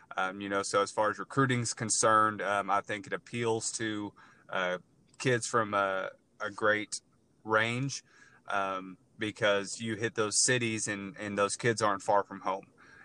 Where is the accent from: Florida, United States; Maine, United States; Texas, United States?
Texas, United States; also born or lived in Iowa / San Antonio, Texas; I'm originally from Texas.